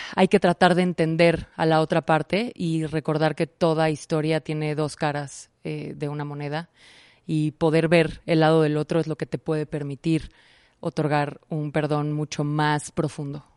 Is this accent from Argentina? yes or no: no; Mexico; en nuestro caso particular como mexicanos